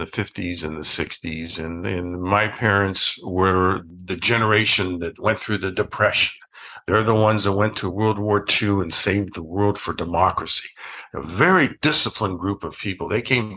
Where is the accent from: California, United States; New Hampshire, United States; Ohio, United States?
Ohio, United States; I grew up in Ohio